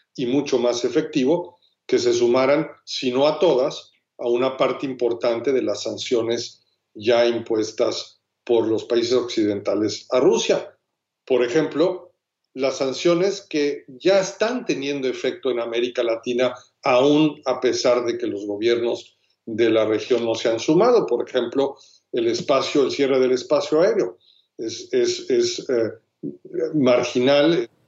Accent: Mexico

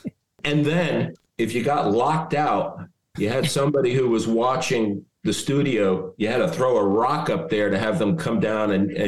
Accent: Stamford, Connecticut, United States; moved away as an adult; also born or lived in Dayton, Ohio; I grew up in Stamford, Connecticut.

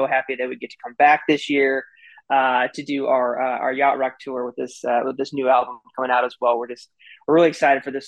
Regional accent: Iowa, United States; moved away as an adult; also born or lived in Indiana; I was born and raised in Iowa

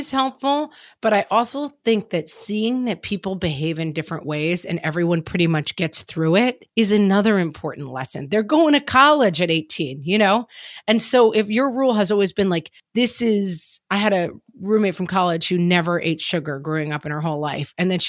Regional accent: Texas, United States; I grew up in Texas and toy guns, part of our lives.

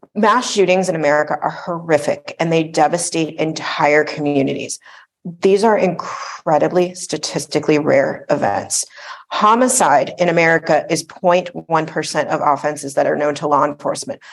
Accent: South Florida, United States; I grew up in South Florida

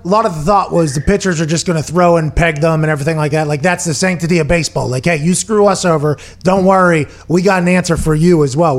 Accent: Pittsburgh, Pennsylvania, United States; I'm from Pittsburgh.

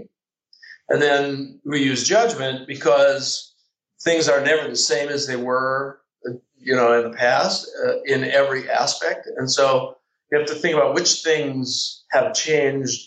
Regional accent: Midwest, United States; I'm from the Midwest

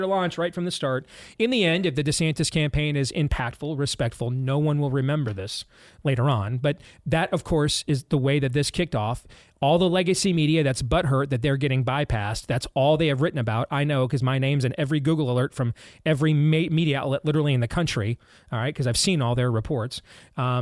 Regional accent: Grand Rapids, Michigan, United States; now in Iowa, United States; my hometown in Grand Rapids, Michigan

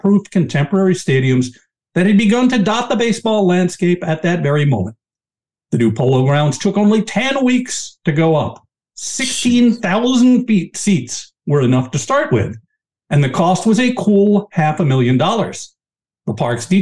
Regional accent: New York City, New York, United States; moved away as an adult; now in Philadelphia, United States; Having grown up in New York and lived in the New York area, this is the furthest I've ever lived from New York City. I know I'm a coastal elite, whatever you want to call me. I was born in Manhattan

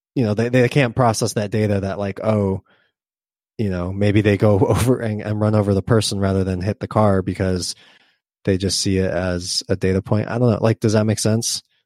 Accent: Southern California, United States; I grew up in Southern California

